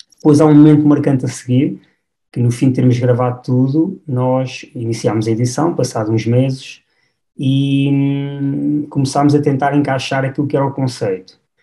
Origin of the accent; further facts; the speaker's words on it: Batalha, Centro, Portugal; now in Mafra, Portugal; sou natural da, da Batalha e, e, hoje em dia resido aqui na zona, na zona de Mafra.